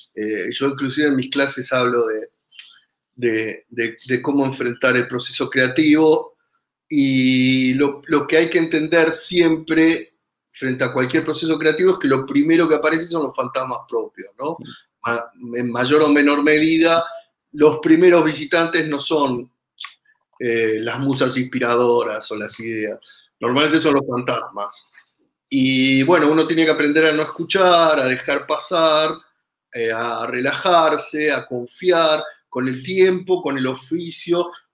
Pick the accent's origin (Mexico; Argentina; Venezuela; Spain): Argentina; accent: Argentine; viajar a Chile con mi acento, es evidente que soy argentino